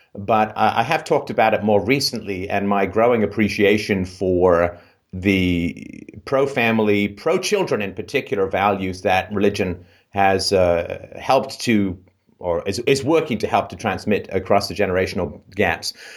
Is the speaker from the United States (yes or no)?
no; England, United Kingdom; moved away; growing up in England